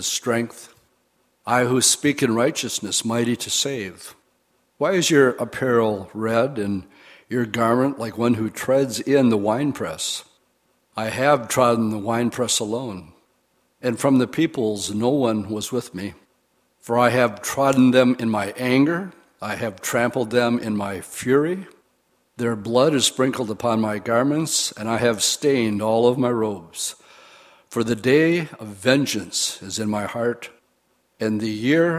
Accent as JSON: {"language": "English", "town": "Oshkosh", "region": "Wisconsin", "country": "United States", "tie": "born or raised there", "said": "I grew up in Oshkosh, and my dad was a prankster"}